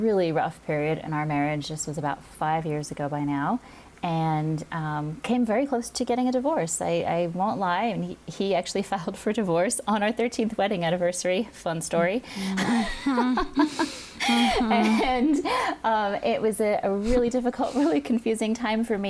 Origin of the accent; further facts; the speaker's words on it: Hawaii, United States; I grew up in Hawaii